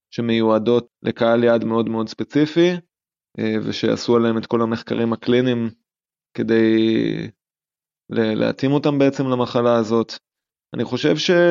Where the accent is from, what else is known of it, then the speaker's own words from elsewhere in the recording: Jerusalem, Jerusalem District, Israel; now in Portugal; אני תמיד הייתי בן אדם של חשיש. לא יודע אם זה קשור לזה שאני ירושלמי, יכול להיות, אבל על זה גדלנו בבית, ועד היום זה נשאר.